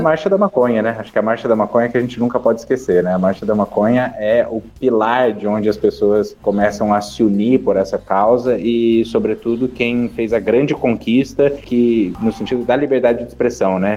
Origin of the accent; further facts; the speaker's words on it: Curitiba, Paraná, Brazil; Curitiba, que é a cidade de onde eu sou e onde eu moro